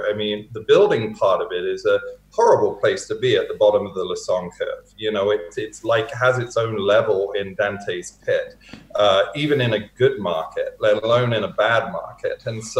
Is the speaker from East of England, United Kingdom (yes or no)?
yes; East of England, United Kingdom; accent: Hertfordshire; moved away as an adult; now in Canada; I've had almost half my life in Canada, having been born and raised in the UK. So I moved over here in 1997.